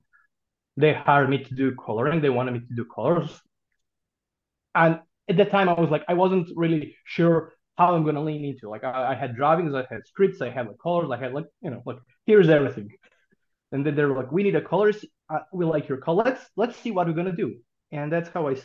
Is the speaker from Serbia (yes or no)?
yes; Serbia; I published my first comic book in 1999 when I was 16 years old in my hometown in Serbia.